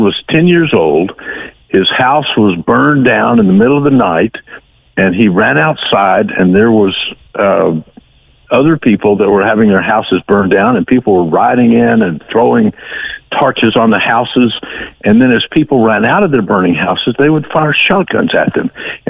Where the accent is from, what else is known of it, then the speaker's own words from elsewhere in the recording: South Houston, Texas, United States; Houston is an enormous town on the Texas Gulf Coast, but I was raised in South Houston, tiny little town